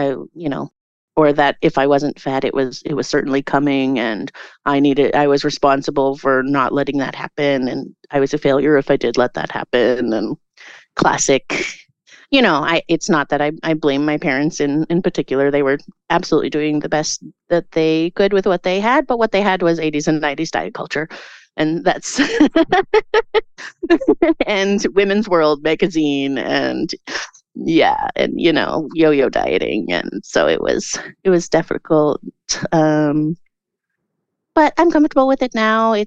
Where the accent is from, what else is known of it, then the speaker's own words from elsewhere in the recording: Prince George, British Columbia, Canada; also born or lived in Victoria; I grew up in Prince George originally, and then I went to Victoria and I did my undergrad in theater there